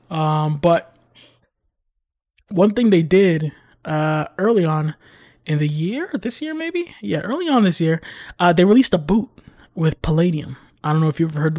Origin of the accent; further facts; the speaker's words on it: New York City, New York, United States; It's in my blood as a New Yorker born in the Bronx to put these Tims on my feet.